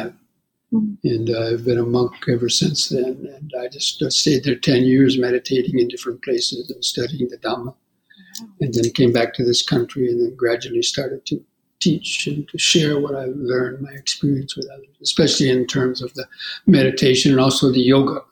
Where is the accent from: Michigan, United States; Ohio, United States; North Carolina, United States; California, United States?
California, United States; moved away as an adult; I grew up in California in the 50s and 60s